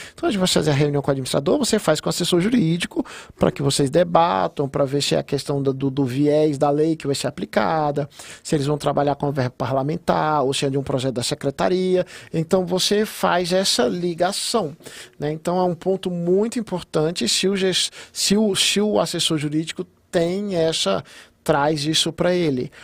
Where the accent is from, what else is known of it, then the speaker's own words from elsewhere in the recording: Gama, Federal District, Brazil; eu estava fazendo coisas da onde eu nasci, da onde eu criei